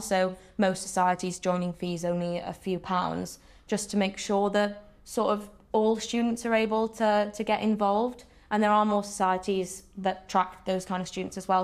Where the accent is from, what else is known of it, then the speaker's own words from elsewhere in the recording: Wales, United Kingdom; I'm a Welsh speaker, so I sort of moved to university and I was like, you know, I went through Welsh medium education, came to Swansea